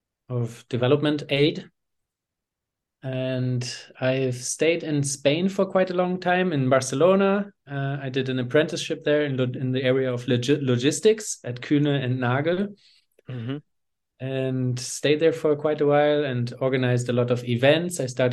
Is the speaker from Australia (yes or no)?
no; Eswatini; also born or lived in Hamburg, Germany; I'm originally from Hamburg, Germany. I grew up in Swaziland, formerly Swaziland. It's Eswatini now in southern Africa, in the south of Africa, a small, tiny kingdom. That's where I went to primary school myself.